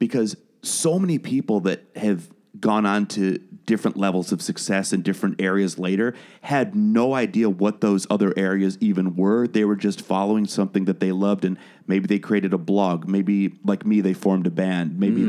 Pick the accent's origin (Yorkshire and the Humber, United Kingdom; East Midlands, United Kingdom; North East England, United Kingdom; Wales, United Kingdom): Wales, United Kingdom; born there; now in United States; You can't hear it in my accent, but I was born in Wales. I'm a British citizen